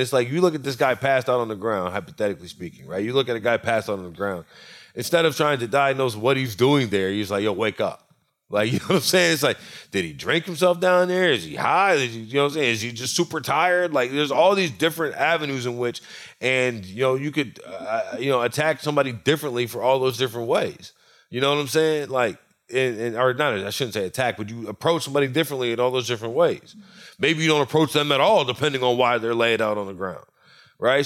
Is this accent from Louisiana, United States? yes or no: yes; Louisiana, United States; I'm from Louisiana, and I'm from country Louisiana